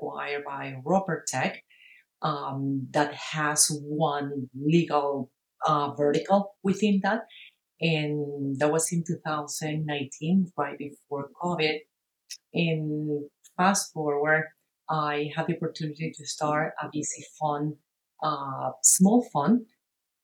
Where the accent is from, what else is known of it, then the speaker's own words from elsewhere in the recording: Caracas, Capital District, Venezuela; moved away as an adult; now in United States; I'm originally from Caracas, Venezuela